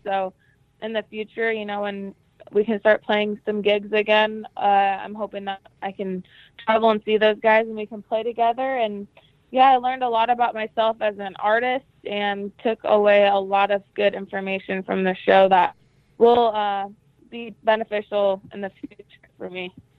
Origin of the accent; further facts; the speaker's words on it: Jerome, Idaho, United States; I was born and raised in Jerome, Idaho, and I grew up on a dairy farm